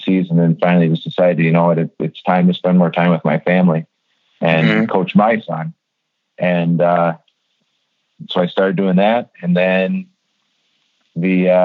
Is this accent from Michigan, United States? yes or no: yes; the Soo, Michigan, United States; I was born and raised in the Sioux, and I graduated from Sioux High in 1998